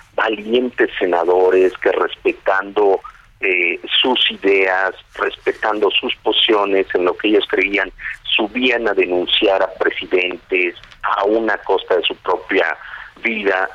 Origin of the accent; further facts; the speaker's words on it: Mexico; also born or lived in Nezahualcóyotl, State of Mexico; somos mexicanos